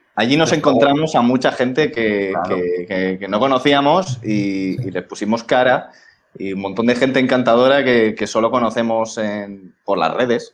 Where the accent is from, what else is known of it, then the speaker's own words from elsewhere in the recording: Valencian Community, Spain; now in Madrid, Spain; somos valencianos los tres, menos Luis